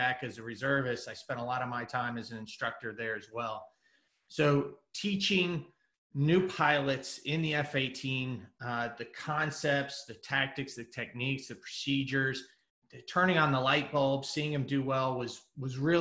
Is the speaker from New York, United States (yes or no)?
no; Kansas City, Missouri, United States; moved away as an adult; also born or lived in San Diego; I moved from San Diego back to Kansas City, where I was from.